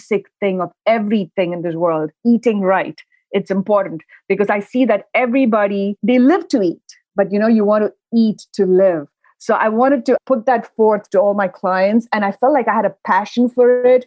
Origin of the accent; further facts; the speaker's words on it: India; moved away; Growing up, I grew up in India